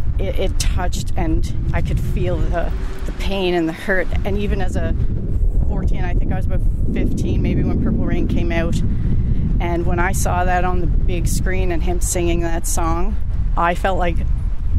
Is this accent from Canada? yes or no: yes; Prince Edward Island, Canada; I'm from Prince Edward Island, Canada